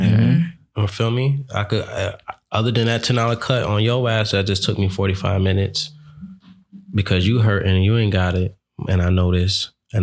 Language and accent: English; New York, United States; I'm from New York.